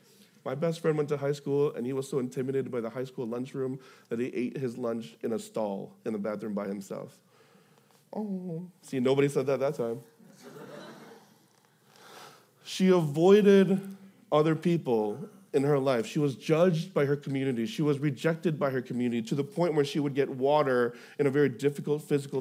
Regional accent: Houston, Texas, United States; I'm from Houston

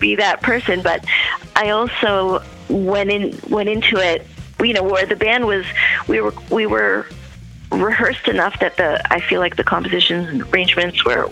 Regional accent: Toronto, Ontario, Canada; my hometown of Toronto, Canada

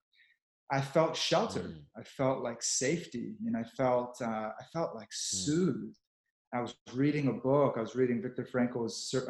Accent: Texas, United States; moved away; also born or lived in New York; I grew up in Texas

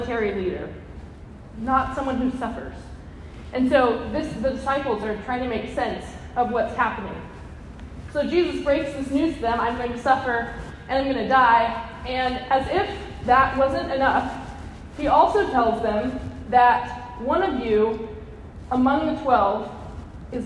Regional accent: Texas Panhandle, United States; I'm from the Texas Panhandle

